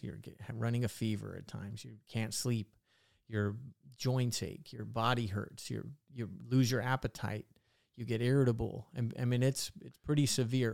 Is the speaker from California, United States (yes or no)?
yes; Visalia, California, United States; I grew up in Visalia